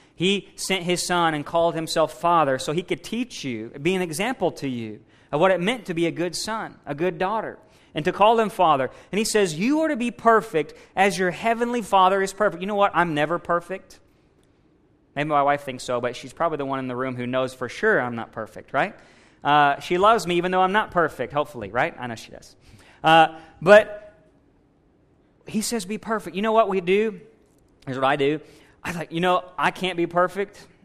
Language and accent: English; United States; We're American strong